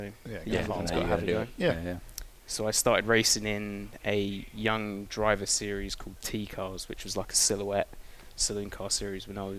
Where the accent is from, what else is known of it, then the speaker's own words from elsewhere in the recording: Cambridge, East of England, United Kingdom; spent a lot of time growing up in Cambridge